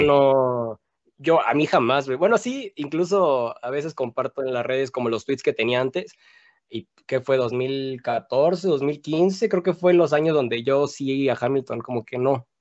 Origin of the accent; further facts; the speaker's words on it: Mexico; como mexicano apoyamos, porque la neta yo también soy súper nacionalista